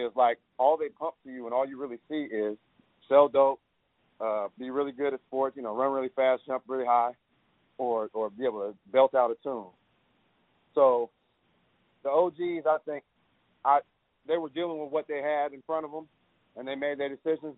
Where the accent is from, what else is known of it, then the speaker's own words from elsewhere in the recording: Oakland, California, United States; growing up in Oakland